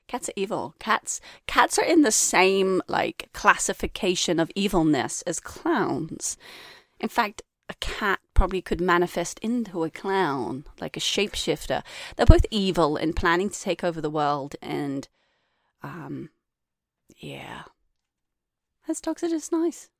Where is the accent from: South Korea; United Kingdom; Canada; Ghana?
United Kingdom; England; moved away; I, I was brought up in England too